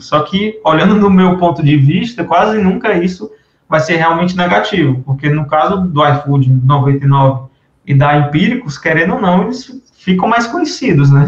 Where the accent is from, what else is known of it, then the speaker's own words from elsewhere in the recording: Fortaleza, Ceará, Brazil; eu sou aqui de Fortaleza, Ceará